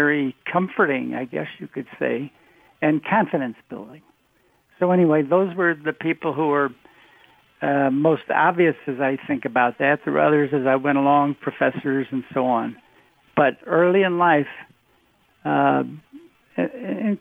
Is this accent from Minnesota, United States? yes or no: no; Oak Park, Illinois, United States; grew up in Oak Park, Illinois